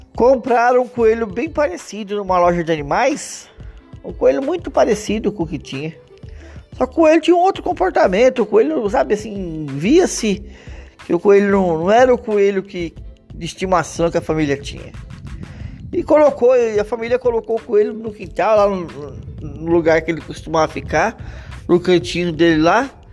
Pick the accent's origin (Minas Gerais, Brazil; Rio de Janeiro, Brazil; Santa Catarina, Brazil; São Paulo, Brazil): São Paulo, Brazil; Vinhedo; eu sou aqui de Vinhedo, né? Mas estou trabalhando em Louveira